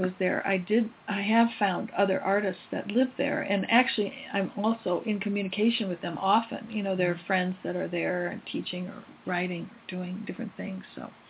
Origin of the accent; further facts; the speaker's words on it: Midwest, United States; moved away; I know when I was going back to the Midwest to be with my mom when she was ill, I had to connect. I really never liked my hometown very much